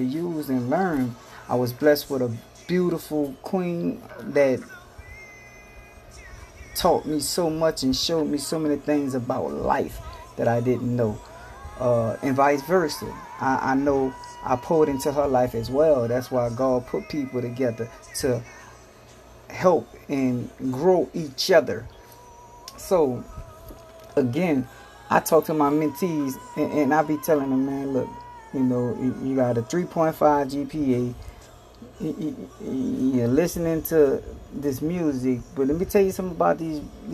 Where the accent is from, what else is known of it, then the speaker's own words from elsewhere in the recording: New Orleans, Louisiana, United States; I come from New Orleans, Louisiana